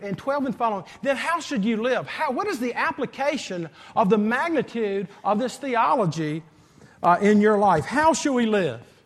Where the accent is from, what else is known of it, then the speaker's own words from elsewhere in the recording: Greenville, South Carolina, United States; moved away as an adult; also born or lived in Columbia / Saint Louis, Missouri; the way I grew up in Greenville High School